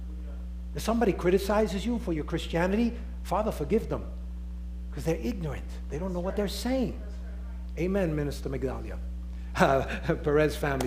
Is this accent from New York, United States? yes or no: yes; New York City, New York, United States; accent: Nuyorican; my accent is New Yorican